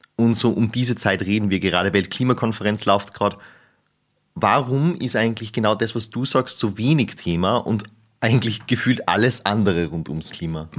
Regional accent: Salzburg, Austria; moved away; ich komme aus Salzburg

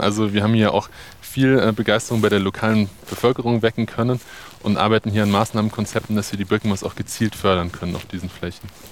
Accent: Bavaria, Germany; bei uns in Bayern

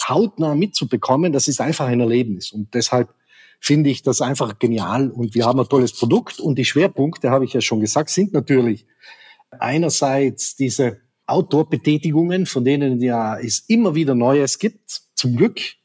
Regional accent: South Tyrol, Trentino-Alto Adige, Italy; also born or lived in Black Forest; now in Germany; Ich komme aus Südtirol, bin hineingeboren in eine Welt.

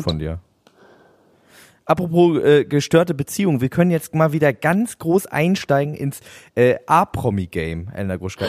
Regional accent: the North, Northern Germany, Germany; bei uns im Norden

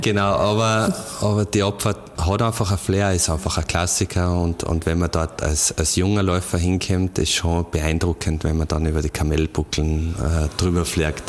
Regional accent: Radstadt, Salzburg, Austria; now in Innsbruck, Austria; in meine Heimat nach Radstadt

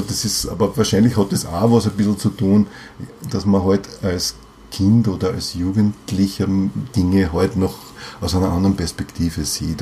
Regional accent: Vienna, Austria; Ich bin Wiener, ja, ich mhm. bin einfach, ich bin hier verwurzelt und ich bin im 15. Bezirk verwurzelt, mhm. ja. Ich, ich lebe in dem Haus, wo ich aufgewachsen bin

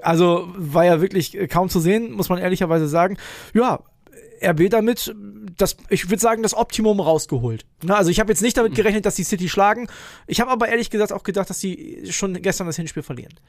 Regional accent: Northern Germany, Germany; aus Norddeutschland wie ich kommst du nicht

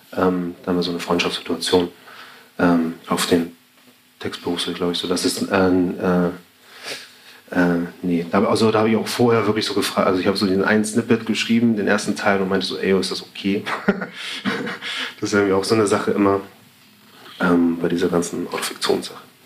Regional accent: Elmshorn, Schleswig-Holstein, Germany; moved away; Ich komme halt aus Schleswig-Holstein, bin halt aufgewachsen

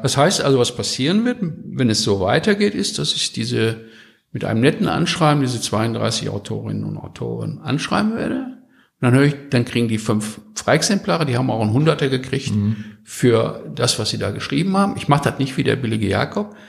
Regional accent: North Rhine-Westphalia, Germany; ich bin ja Westfale

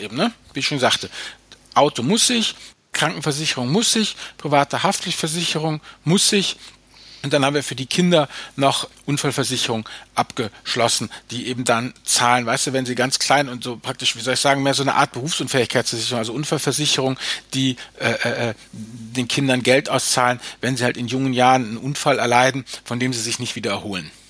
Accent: Germany; bei uns in Deutschland

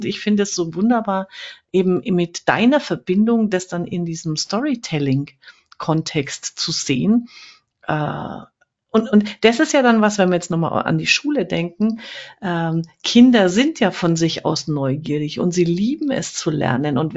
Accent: Fürth, Bavaria, Germany; Ich komme ja auch aus Fürth, also fränkisch

